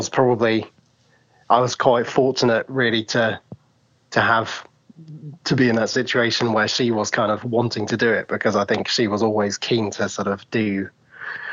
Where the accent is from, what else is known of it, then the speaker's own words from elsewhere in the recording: Norwich, East of England, United Kingdom; I was born in Norwich, England